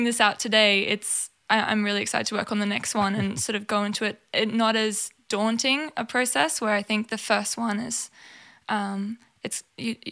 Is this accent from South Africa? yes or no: no; Townsville, Queensland, Australia; growing up in Townsville